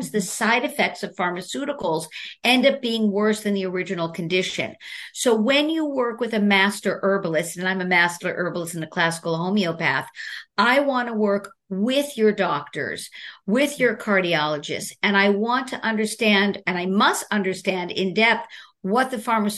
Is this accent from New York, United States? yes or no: yes; New York City, New York, United States; I'm from Brooklyn, New York